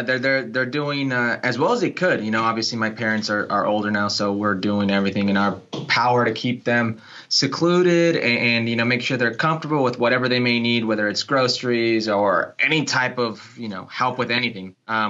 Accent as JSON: {"language": "English", "town": "Las Vegas", "region": "Nevada", "country": "United States", "tie": "born or raised there", "also_born_or_lived": "Los Angeles, California / Oxnard, California", "moved": "as an adult", "said": "But I was raised in Vegas up until like 10 to 18 years old, and then I left, and I've just been nomading about, man."}